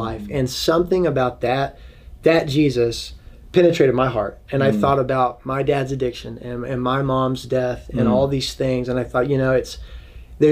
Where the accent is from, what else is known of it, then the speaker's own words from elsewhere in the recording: Dallas, Texas, United States; now in Washington, D.C., United States; I grew up in Texas, in Dallas